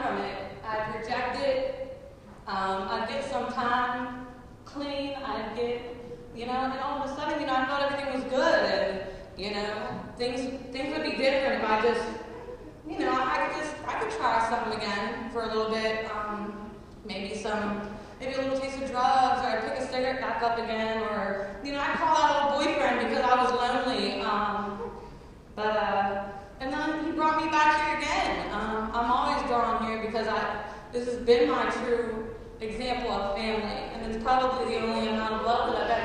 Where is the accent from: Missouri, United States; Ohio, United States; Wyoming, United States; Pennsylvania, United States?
Pennsylvania, United States; Uniontown; I am from Uniontown, Pennsylvania